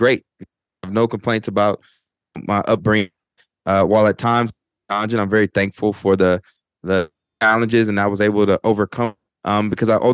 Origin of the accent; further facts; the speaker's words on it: College Station, Texas, United States; moved away as an adult; also born or lived in Tyler, Texas; now in Newark, United States; I'm originally from Bryan College Station, Texas, but also claim Tyler, Texas, because I lived in Tyler and Bryan College Station growing up.